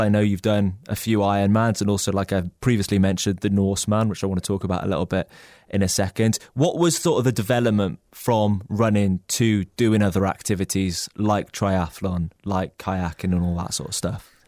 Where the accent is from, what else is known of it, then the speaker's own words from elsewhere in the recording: Wales, United Kingdom; as a Welshman